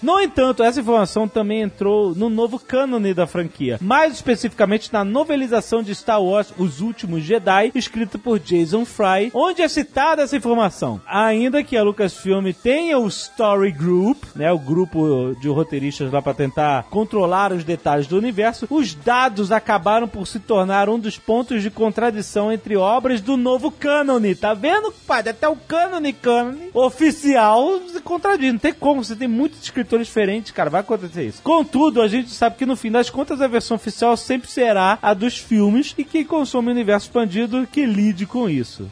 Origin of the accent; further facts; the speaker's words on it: Brazil; accent: Brazilian; o nosso sotaque de brasileiro